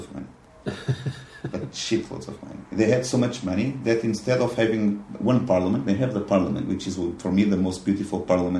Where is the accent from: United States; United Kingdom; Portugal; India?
Portugal; Lisbon; now in Budapest, Hungary; I'm from Lisbon.